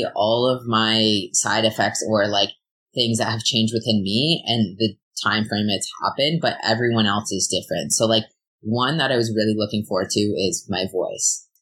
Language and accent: English; Ontario, Canada; now in British Columbia, Canada; I'm from Ontario